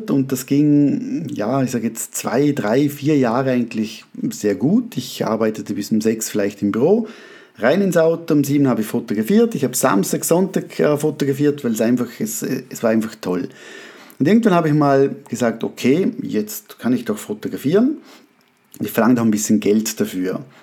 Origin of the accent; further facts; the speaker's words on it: Austria; accent: Austrian-Swiss dialect; moved away as an adult; now in Switzerland; Also ich bin Österreicher, bin aber mit, bin in der Schweiz geboren, kam mit zwei Jahren nach Österreich zu meinen Großeltern, weil sich die Eltern scheiden ließen mit zwei und äh, bin dann mit 18 zurück in die Schweiz gezogen und darum habe ich so Österreich-Schweizen Dialekt